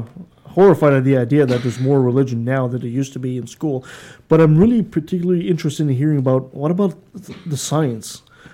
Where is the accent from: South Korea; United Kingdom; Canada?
Canada; Quebec; I grew up in Quebec myself